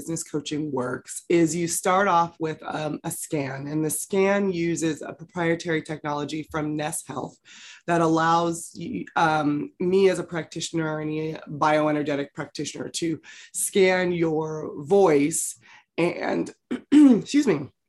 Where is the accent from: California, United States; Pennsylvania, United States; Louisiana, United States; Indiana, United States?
California, United States; also born or lived in Los Angeles, United States; I grew up in the San Francisco Bay Area.